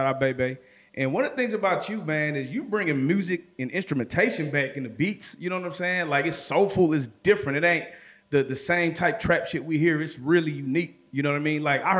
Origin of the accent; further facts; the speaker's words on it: Lagos, Nigeria; I'm from Lagos, so that's why I was